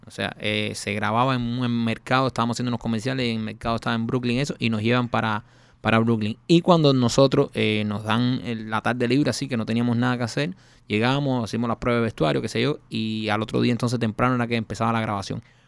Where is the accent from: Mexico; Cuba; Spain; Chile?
Cuba; moved away; nosotros somos cubanos